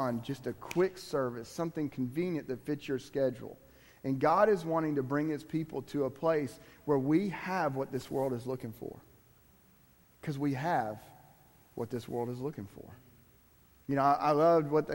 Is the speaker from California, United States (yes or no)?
no; Miami, Florida, United States; I'm from Miami.